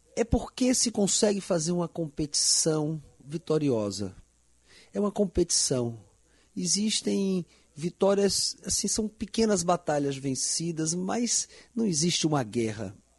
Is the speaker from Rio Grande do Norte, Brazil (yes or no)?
no; Bahia, Brazil; parece minha Bahia